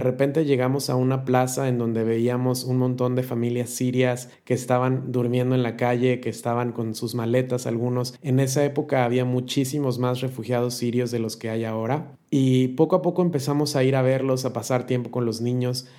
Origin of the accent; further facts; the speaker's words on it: Mexico; now in Turkey; yo no digo soy mexicano y por lo tanto soy cristiano